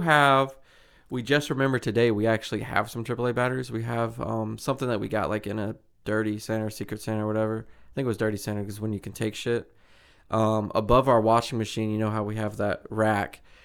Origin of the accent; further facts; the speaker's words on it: Mobile, Alabama, United States; I'm from Mobile